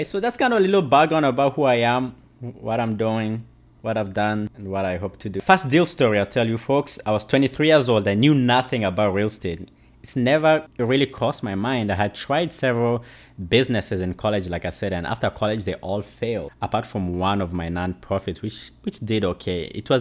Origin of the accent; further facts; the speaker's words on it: DR Congo; moved away; also born or lived in Uganda; I'm a refugee from Congo in Central Africa. I left my country due to war